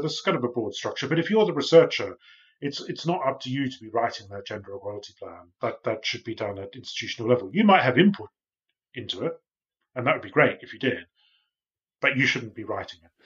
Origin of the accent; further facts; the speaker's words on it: Australia; now in United Kingdom; I'm from Australia, but I live in the U K now.